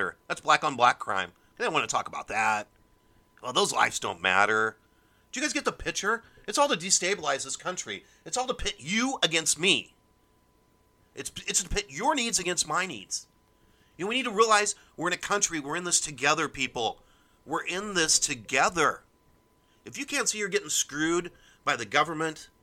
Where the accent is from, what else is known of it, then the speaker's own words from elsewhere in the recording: Omaha, Nebraska, United States; I'm from South Omaha.